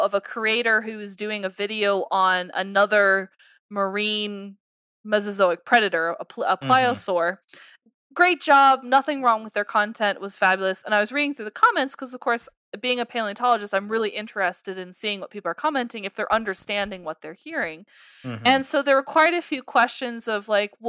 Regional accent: Colorado, United States; I am working back in Colorado. I'm very happy to be back in my home state.

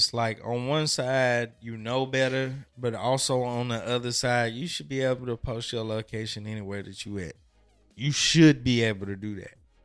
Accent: United States; being an American it's like we're accustomed to the type of violence that goes on in our own country

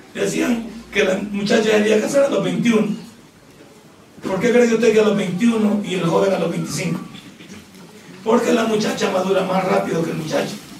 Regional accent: El Salvador

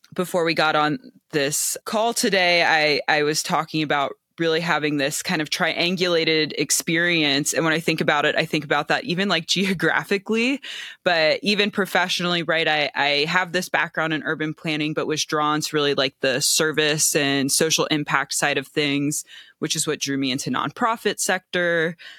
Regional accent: Cincinnati, Ohio, United States; also born or lived in Bay Area; now in New Mexico, United States; I'm from Cincinnati originally.

